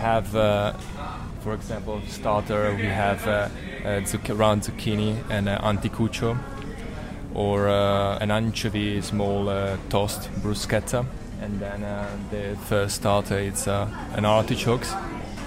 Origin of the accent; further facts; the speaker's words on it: Italy; I come from Italy.